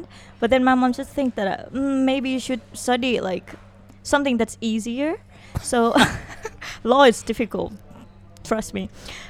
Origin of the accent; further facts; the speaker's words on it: Saba Yoi, Songkhla, Thailand; English is a second language; moved away as an adult; also born or lived in Yala / Hat Yai; now in Phuket, Thailand; I was born in Yala, but I grew up in Sabayo, which is like a town in Songkhla. And then I moved to Hat Yai for school.